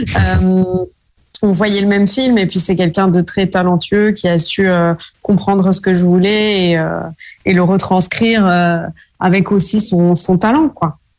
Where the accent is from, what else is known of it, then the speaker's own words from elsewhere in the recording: south of France, France; moved away as an adult; now in Paris, France; je suis originaire du sud de la France